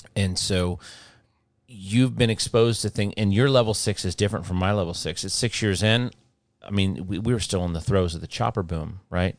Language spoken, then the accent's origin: English; Midwest, United States